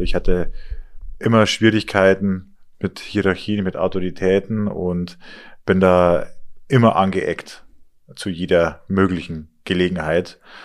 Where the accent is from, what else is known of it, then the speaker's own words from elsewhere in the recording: Inn Valley, Rosenheim district, Bavaria, Germany; also born or lived in Chiemsee; Aufgewachsen bin ich im Inntal, also das ist praktisch auch im, im Landkreis Rosenheim